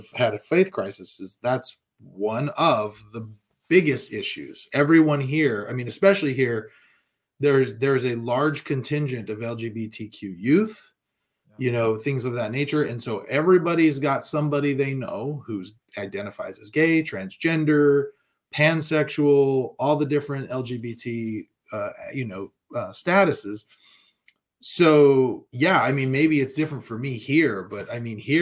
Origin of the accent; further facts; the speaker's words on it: California, United States; I'm from California, right? I lived here during Proposition 8